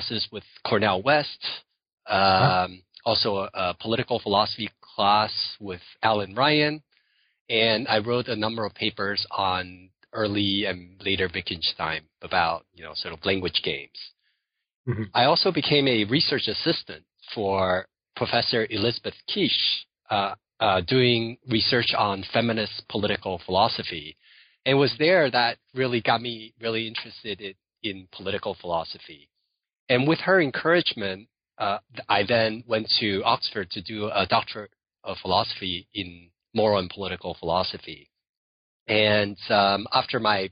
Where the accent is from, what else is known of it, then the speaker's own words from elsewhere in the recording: Taiwan; So I was born in Taiwan